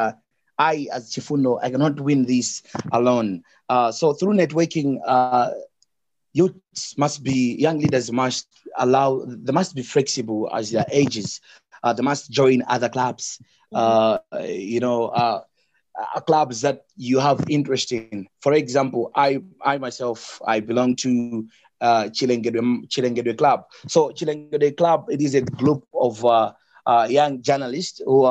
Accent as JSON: {"language": "English", "country": "Malawi", "said": "I'm from Malawi."}